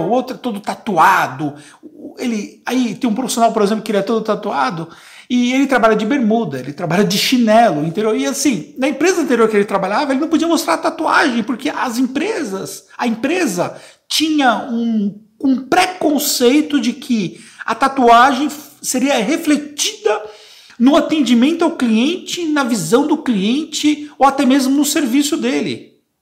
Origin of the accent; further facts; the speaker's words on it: ABC Paulista, Greater São Paulo, Brazil; eu sou da Grande São Paulo, no ABC paulista